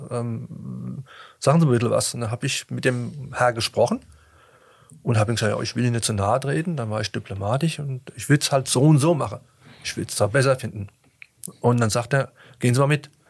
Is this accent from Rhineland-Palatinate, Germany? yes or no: yes; Rhineland-Palatinate, Germany; Aber irgendwie habe ich mich wieder rausgeputtelt, gebuttelt, so sagt man bei uns